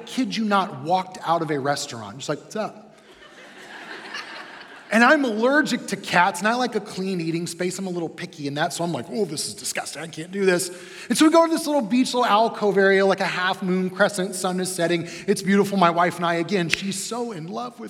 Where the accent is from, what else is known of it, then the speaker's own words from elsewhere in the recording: Midwest, United States; We're from the Midwest